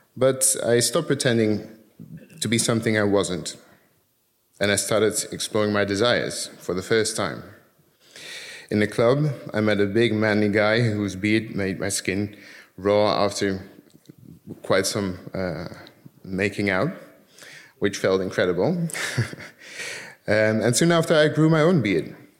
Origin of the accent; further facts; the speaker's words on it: Curaçao; moved away; also born or lived in Netherlands; I was born in the Netherlands, and when I was seven, we moved to Curacao because my dad got a job there as a teacher